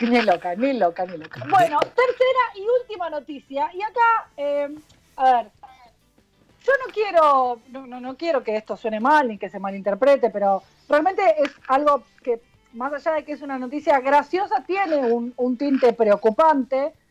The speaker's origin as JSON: {"language": "Spanish", "country": "Argentina", "said": "somos argentinos"}